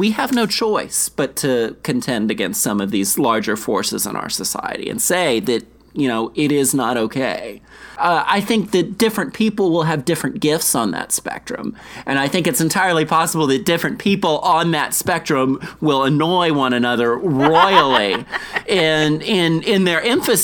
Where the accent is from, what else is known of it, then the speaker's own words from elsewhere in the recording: South Carolina, United States; moved away; I grew up in South Carolina, and I grew up in a place where racism, whether directly or indirectly, was implicit in the culture